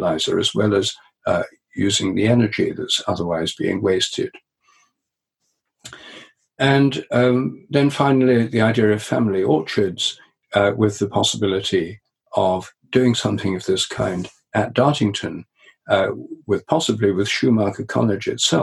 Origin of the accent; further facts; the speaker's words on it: Newark, East Midlands, United Kingdom; the centre of Newark, where I grew up in Nottinghamshire